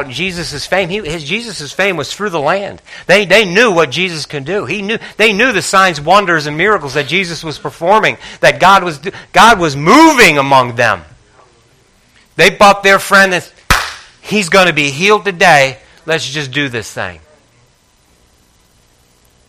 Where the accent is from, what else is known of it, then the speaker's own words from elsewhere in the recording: Northeast, United States; I grew up in the Northeast, and I grew up with some people that had a lot of nerve.